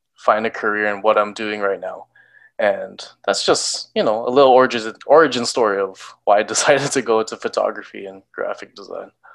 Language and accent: English; Canada; as a Filipino Canadian